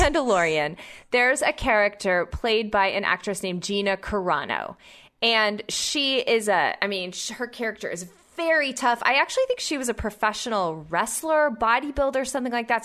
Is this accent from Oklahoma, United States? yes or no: yes; Oklahoma, United States; my home state of Oklahoma